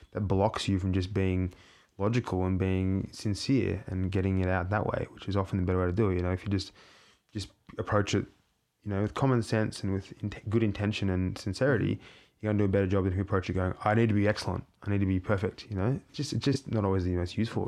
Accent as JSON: {"language": "English", "country": "Australia", "moved": "yes", "said": "I'm an artist from Australia"}